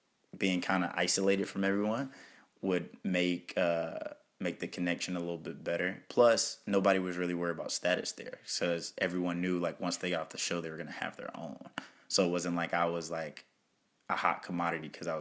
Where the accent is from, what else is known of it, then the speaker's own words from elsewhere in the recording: South Carolina, United States; now in Miami, United States; I'm from South Carolina